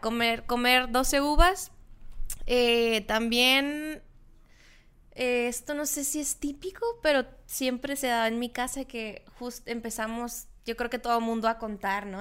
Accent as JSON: {"language": "Spanish", "town": "Loreto", "region": "Baja California Sur", "country": "Mexico", "moved": "yes", "said": "los que somos de allá de Loreto"}